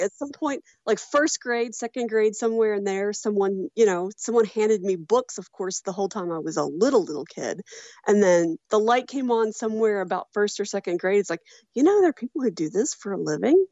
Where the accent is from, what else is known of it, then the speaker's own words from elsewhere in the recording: Walton, Kentucky, United States; moved away as an adult; now in Louisville, United States; I grew up in Walton